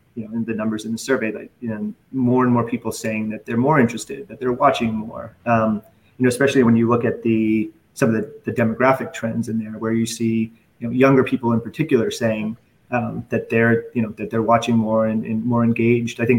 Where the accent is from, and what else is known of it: Boston, Massachusetts, United States